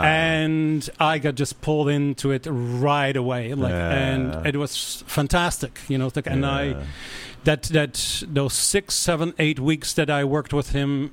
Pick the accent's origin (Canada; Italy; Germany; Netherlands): Netherlands; moved away as an adult; I grew up in Holland. And came here 25 years ago to pursue a dance career